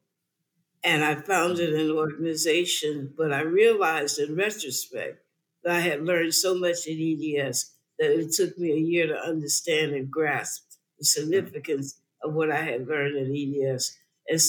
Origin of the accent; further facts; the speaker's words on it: the South, United States; I grew up in the South, and the South was segregated